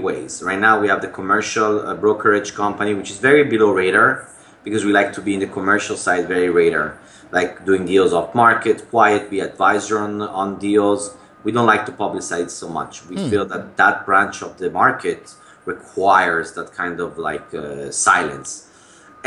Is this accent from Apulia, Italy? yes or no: no; Milan, Lombardy, Italy; now in New York City, United States; I was born in Italy, in Milan. I came to America in 1997